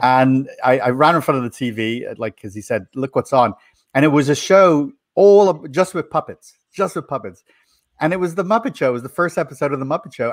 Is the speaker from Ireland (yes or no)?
yes; Dublin, Leinster, Ireland; moved away as an adult; also born or lived in Florida, United States; now in United States; I was born in Ireland, in Ireland, in Dublin City, and I grew up there